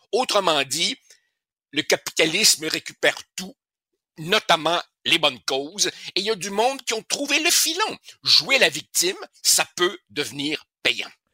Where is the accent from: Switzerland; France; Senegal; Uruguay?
Uruguay; now in Quebec, Canada; On retourne en Uruguay, mon pays natal